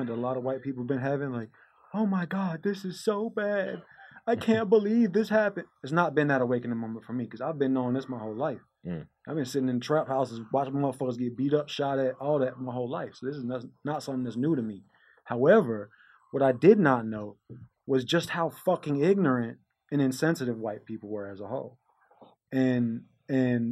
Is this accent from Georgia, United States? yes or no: yes; Atlanta, Georgia, United States; I grew up in Atlanta, so I had a really kind of unique experience. I grew up here in the 90s